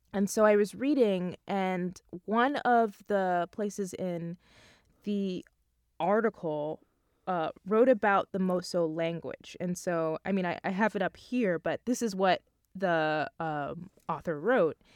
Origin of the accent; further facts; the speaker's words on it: Long Island, New York, United States; I'm from Long Island, so I actually live at home